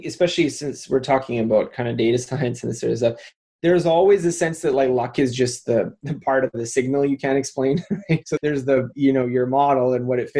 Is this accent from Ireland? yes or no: no; Canada; I was born in Canada